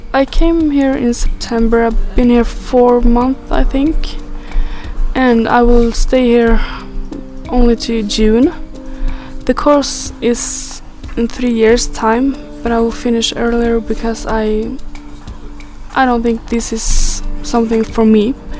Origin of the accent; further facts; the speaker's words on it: Umeå, Västerbotten County, Sweden; English is a second language; moved away as an adult; now in Edinburgh, United Kingdom; I am from Umeå, it's quite north in Sweden